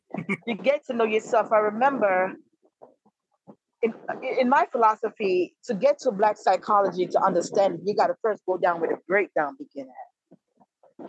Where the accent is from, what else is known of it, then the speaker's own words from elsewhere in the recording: Kingston, Jamaica; now in DMV area, United States; I was originally born and raised in Kingston, Jamaica